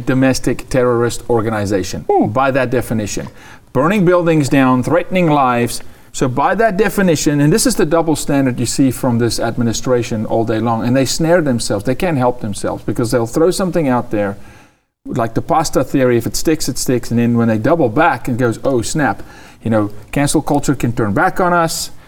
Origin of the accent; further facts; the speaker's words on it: South Africa; I'm a South African